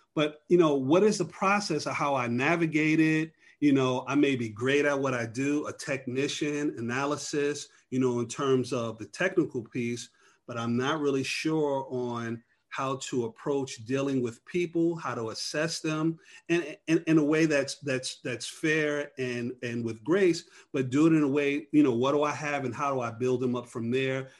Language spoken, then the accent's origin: English; New York, United States; now in Atlanta, United States; I'm originally from New York.